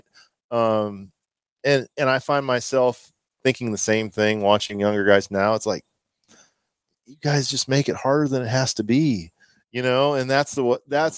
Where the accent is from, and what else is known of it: Omaha, Nebraska, United States; born or raised there